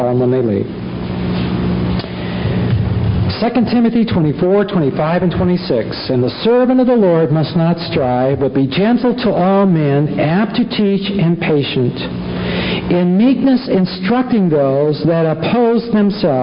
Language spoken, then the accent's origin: English; Los Angeles, California, United States; I grew up in Los Angeles